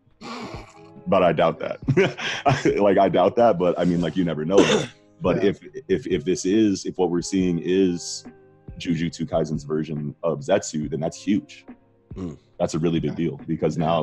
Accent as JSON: {"language": "English", "country": "United States", "said": "We're American"}